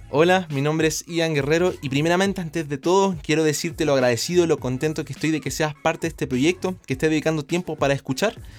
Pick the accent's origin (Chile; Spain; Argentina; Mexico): Chile; yo vengo de Chile